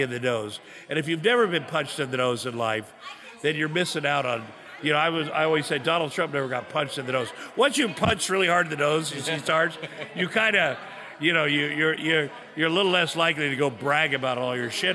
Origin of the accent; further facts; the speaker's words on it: Iowa, United States; moved away; I grew up in Iowa, a very working class farm town